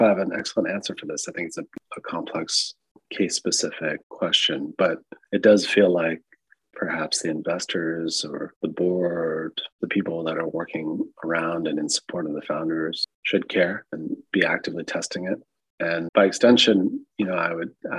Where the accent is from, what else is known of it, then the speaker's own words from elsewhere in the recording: United States; I'm American